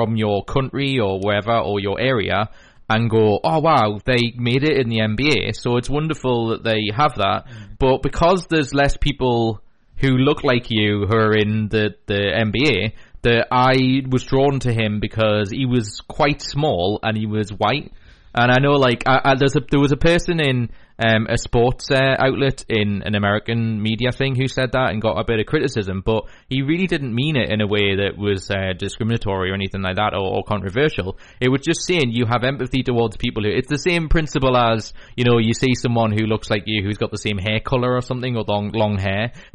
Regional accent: Newcastle upon Tyne, North East England, United Kingdom; we're from the Newcastle area

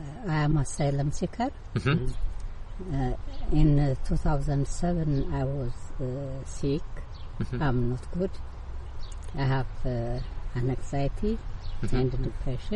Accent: Ethiopia; English is a second language; moved away as an adult; now in England; I'm from Ethiopia

